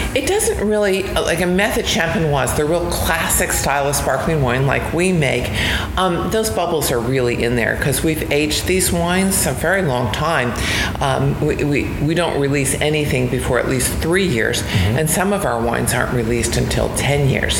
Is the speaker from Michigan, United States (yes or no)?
no; New Jersey, United States; I grew up in New Jersey